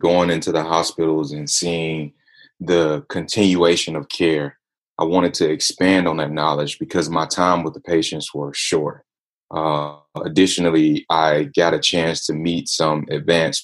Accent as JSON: {"language": "English", "town": "Atlanta", "region": "Georgia", "country": "United States", "said": "I'm hailing from Atlanta, Georgia, ATL in the house"}